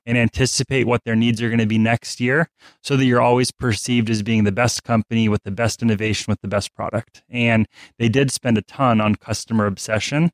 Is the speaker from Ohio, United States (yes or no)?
no; Alaska, United States; I'm from Alaska.